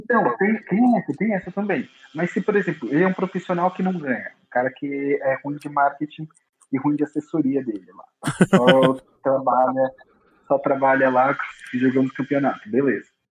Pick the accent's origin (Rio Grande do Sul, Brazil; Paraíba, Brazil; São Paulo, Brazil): São Paulo, Brazil; eu sou de São Paulo. Nasci nascido e criado aqui no meio da favela